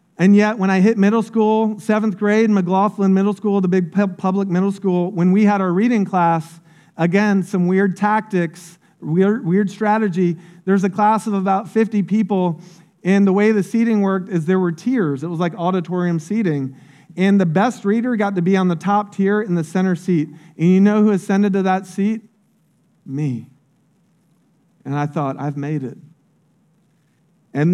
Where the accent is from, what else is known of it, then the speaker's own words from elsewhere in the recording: Polk County, Florida, United States; I grew up in Polk County. It's one of the poorest counties in Florida